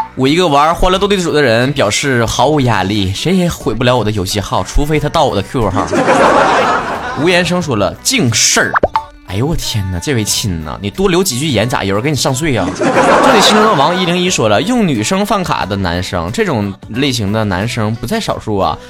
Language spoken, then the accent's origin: Chinese; northern China, China; 作为一个北方人